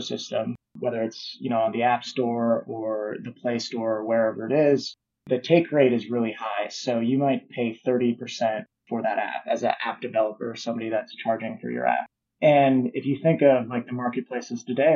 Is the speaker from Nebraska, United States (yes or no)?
yes; Omaha, Nebraska, United States; I'm from Omaha, Nebraska